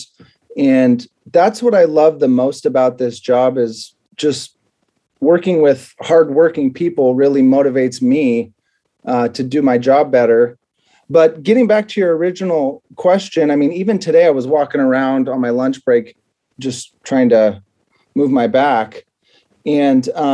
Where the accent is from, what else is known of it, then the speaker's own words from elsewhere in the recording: Watsonville, California, United States; also born or lived in Indiana; I grew up in Watsonville, California.